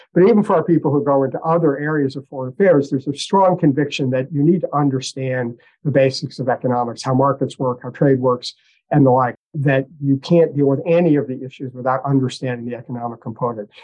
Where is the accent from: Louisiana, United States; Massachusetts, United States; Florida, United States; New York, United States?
Massachusetts, United States; Boston; I did grow up in Boston